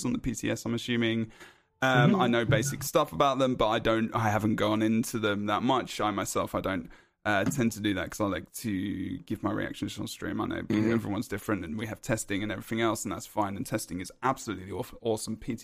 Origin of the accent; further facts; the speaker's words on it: London, United Kingdom; now in United States; I'm from London